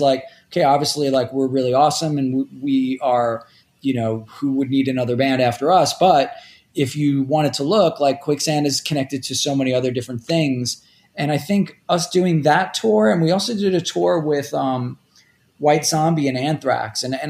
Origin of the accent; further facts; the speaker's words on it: Rockaway Beach, New York, United States; although for the most part, I grew up in Rockaway Beach, which is kind of like on the edge of Queens.